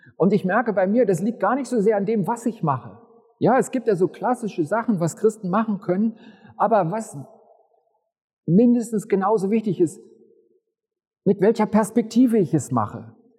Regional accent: Upper Bavaria, Germany; Die meiste Zeit meines Lebens bin ich in Oberbayern zur Schule gegangen.

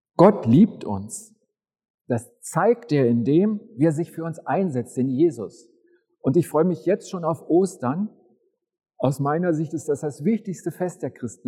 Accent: Upper Bavaria, Germany; Die meiste Zeit meines Lebens bin ich in Oberbayern zur Schule gegangen.

